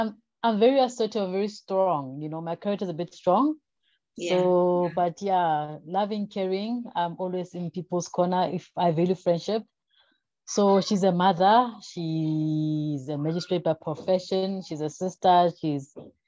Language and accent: English; Vanderbijlpark, Gauteng, South Africa; I'm from the Vaal, south of Johannesburg. Grew up in Sebokeng, Vanderbijl Park